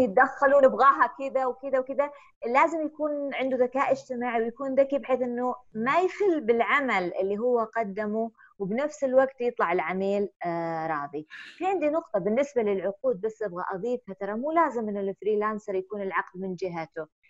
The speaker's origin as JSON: {"language": "Arabic", "country": "Saudi Arabia", "said": "إحنا سعوديين"}